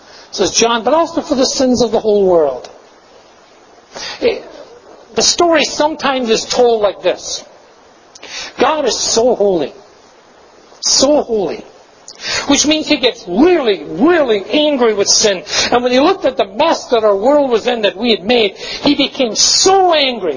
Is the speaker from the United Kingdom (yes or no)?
yes; Glasgow, Scotland, United Kingdom; I grew up in Glasgow